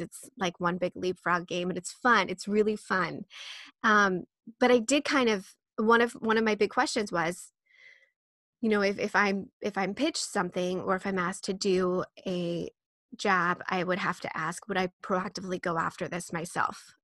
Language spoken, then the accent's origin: English; Midwest, United States; I was born and raised in the Midwest, which is, like, bootstrap country